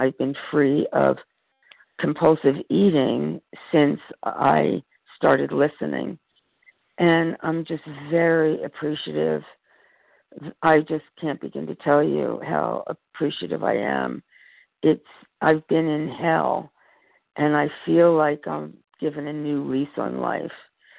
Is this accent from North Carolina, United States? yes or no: no; California, United States; It's ABCD, and I'm from California